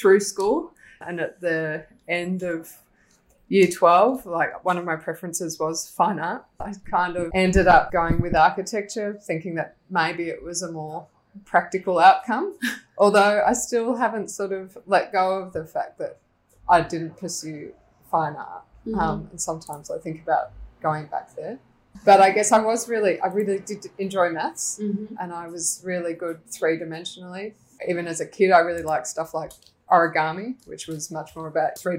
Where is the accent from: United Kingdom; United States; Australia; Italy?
Australia; Melbourne, Victoria; I grew up in Melbourne, not far from here actually, just in Carlton